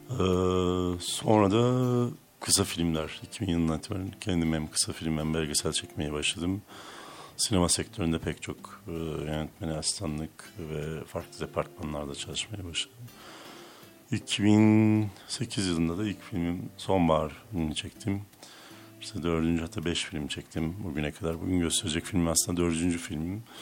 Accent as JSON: {"language": "Turkish", "town": "Hopa", "region": "Artvin", "country": "Turkey", "tie": "born or raised there", "also_born_or_lived": "Trabzon / Istanbul", "said": "E, işte Artvin'de doğdum. Artvin Hopalıyım. E, ee, Trabzon Lisesi mezunuyum. Sonra İstanbul Üniversitesi'nde fizik okudum 4 yıl."}